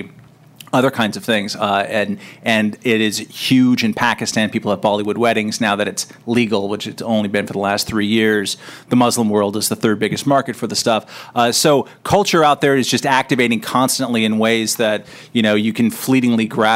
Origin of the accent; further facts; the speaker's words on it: California, United States; I'm also from California.